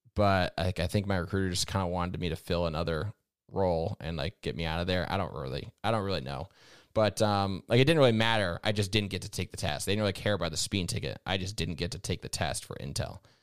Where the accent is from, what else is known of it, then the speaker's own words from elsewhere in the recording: Vermont, United States; I grew up in New England, in Vermont specifically